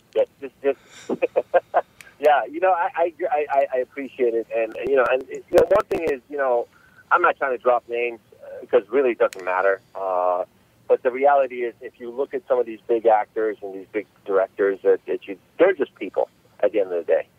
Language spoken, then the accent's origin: English; Los Angeles, California, United States; I grew up in uh, Los Angeles, uh, California since about 1983. My parents immigrated uh, to the states